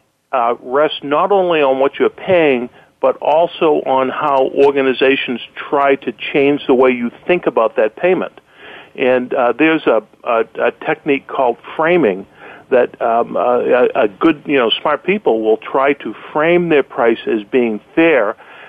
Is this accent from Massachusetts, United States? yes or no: yes; Boston, Massachusetts, United States; accent: Boston; my Boston accent